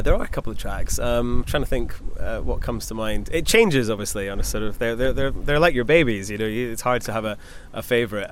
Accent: Scotland, United Kingdom; I grew up in Scotland

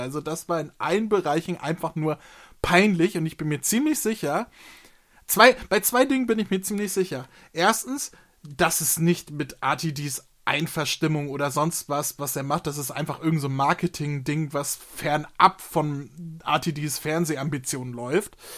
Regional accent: Hamburg, Germany; ich bin hier ich, in der Nähe vom Kiez aufgewachsen, ich bin auf dem Fischbrötchen ge gezeugt worden

